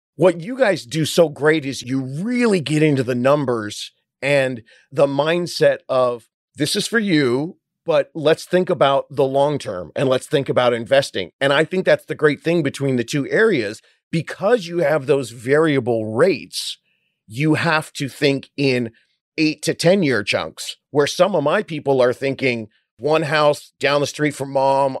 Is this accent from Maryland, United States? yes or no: no; Orange County, California, United States; also born or lived in Hollywood, California; When I moved home from Hollywood back down to my beach town in Orange County, California